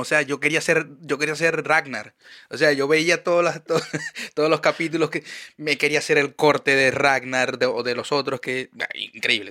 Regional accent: Maracaibo, Zulia, Venezuela; now in Chile; Yo soy de Maracaibo

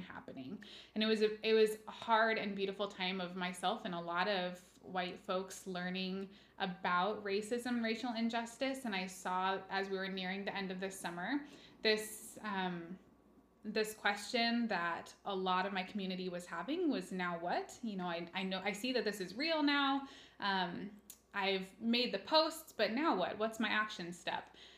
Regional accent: Kent, Washington, United States; also born or lived in Walla Walla, Washington / Denmark; I'm just from this area. I was raised pretty much in Kent in South King County

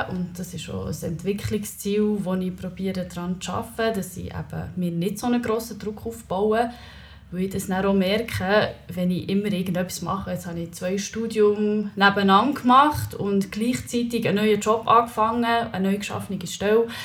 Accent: Leipzig, Saxony, Germany; Ich bin in Leipzig aufgewachsen

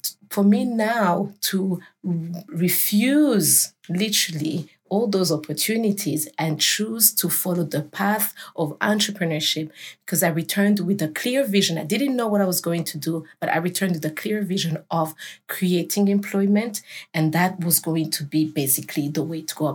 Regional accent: Burundi; I'm from Burundi

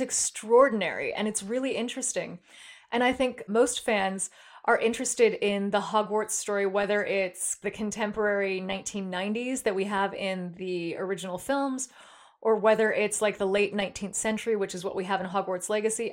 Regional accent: San Jose, California, United States; from my hometown, San Jose

